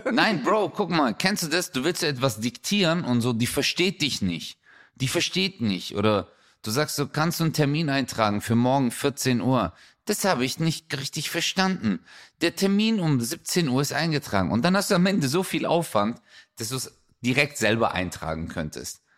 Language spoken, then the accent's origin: German; Stuttgart, Baden-Württemberg, Germany; da wo ich herkomme, 7000 Stuttgart 31